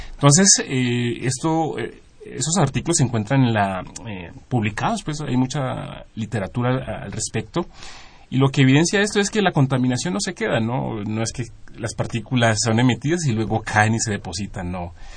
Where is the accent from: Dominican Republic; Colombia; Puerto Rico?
Colombia; moved away as an adult; now in Mexico; Yo soy de Colombia